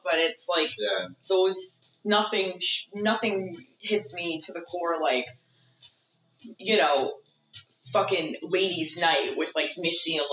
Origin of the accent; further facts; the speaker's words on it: Massachusetts, United States; I grew up in Massachusetts